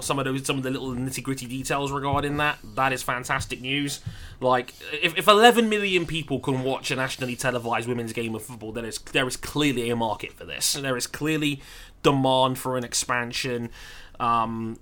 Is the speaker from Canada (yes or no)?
no; United Kingdom